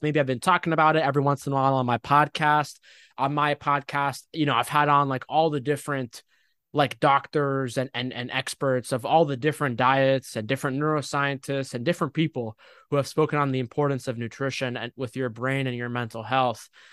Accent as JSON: {"language": "English", "country": "United States", "tie": "born or raised there", "also_born_or_lived": "Egypt (ancestry)", "said": "I was born in America, but, like, I'm Egyptian. My parents are Egyptian"}